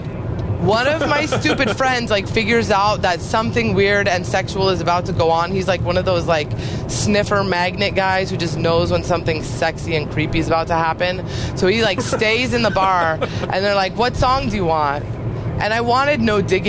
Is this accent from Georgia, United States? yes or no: no; San Luis Obispo, California, United States; moved away; I was in San Luis Obispo, which is my hometown and a very boring place.